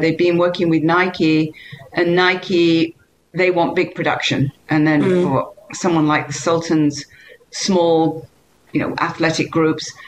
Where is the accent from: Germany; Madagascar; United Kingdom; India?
United Kingdom; England; moved away; I'm English